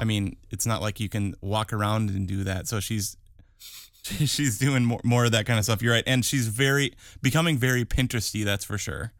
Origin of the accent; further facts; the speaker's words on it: Wisconsin, United States; I'm from Wisconsin